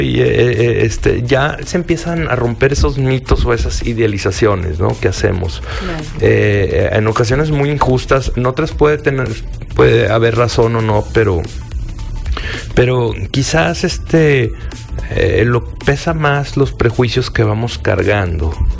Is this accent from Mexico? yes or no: yes; Mexico